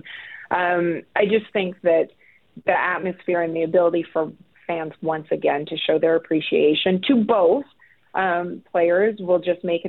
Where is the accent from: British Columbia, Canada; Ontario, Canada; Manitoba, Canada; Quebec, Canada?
Manitoba, Canada; Winnipeg; I'm originally from Winnipeg